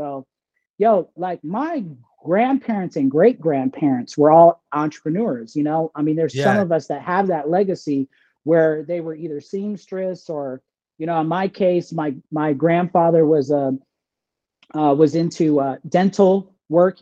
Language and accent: English; Sacramento, California, United States; I grew up in Sacramento, California, which is the state capital of California